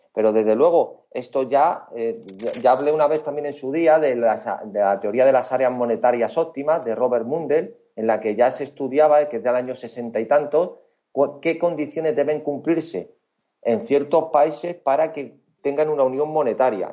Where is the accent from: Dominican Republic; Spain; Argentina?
Spain; como españoles o como europeos